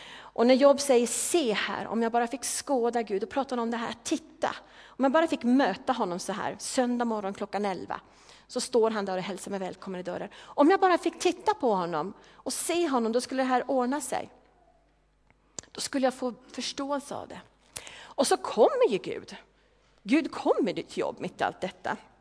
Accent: Järfälla, Stockholm County, Sweden; moved away; Järfälla, där jag kommer ifrån

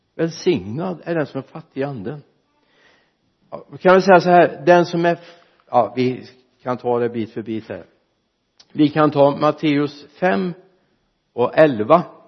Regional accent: Mariestad, Västra Götaland, Sweden; hemma i Victoriakyrkan i Mariestad när jag var liten grabb

